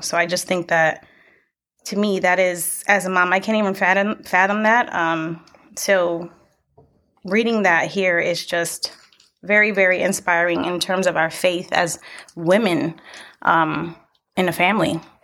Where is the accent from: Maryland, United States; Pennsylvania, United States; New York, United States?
New York, United States; Buffalo; now in Lancaster, United States; We're actually not from here. We are from Buffalo, New York